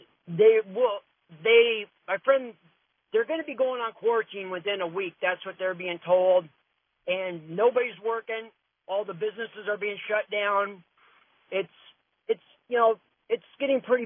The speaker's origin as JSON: {"language": "English", "town": "Seattle", "region": "Washington", "country": "United States", "also_born_or_lived": "Renton, Washington", "moved": "yes", "said": "I'm from the Seattle area, and I've got a lot of friends back there. Lived there quite some time"}